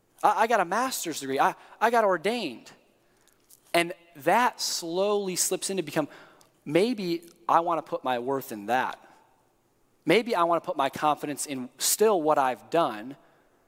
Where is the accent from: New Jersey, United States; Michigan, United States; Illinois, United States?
Michigan, United States; East Lansing; now in Indiana, United States; I grew up in East Lansing, 5 minutes away from the Breslin Center where the Spartans played